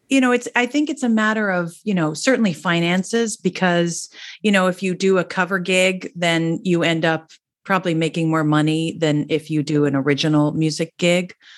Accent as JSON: {"language": "English", "region": "New Jersey", "country": "United States", "said": "I'm from New Jersey, I'm a Jersey girl, and I came from a family that we, we all used to sing"}